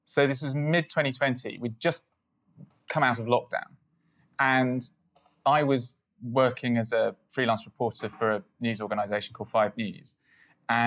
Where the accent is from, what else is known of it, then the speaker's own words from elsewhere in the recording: United Kingdom; I'm British